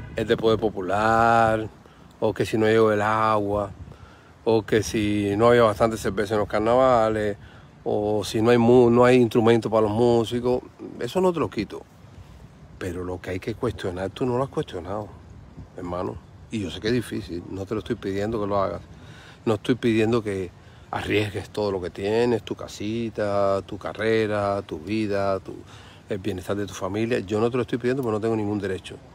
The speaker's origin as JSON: {"language": "Spanish", "country": "Cuba", "said": "soy un ciudadano, soy cubano"}